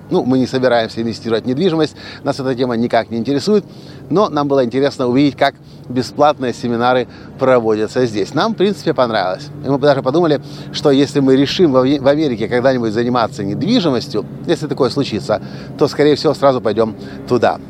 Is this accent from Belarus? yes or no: no; Ukraine; решил вернуться обратно в Украину, закончить институт с красным дипломом